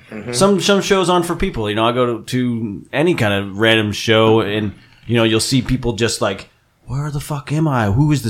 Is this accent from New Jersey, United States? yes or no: yes; New Jersey, United States; moved away as an adult; now in Northern California, United States; I grew up in New Jersey, so right on the border. Allentown, Pennsylvania, it was about 15 minutes away from my house. So, yeah. 45 minutes from New York City, 45 minutes from Philadelphia.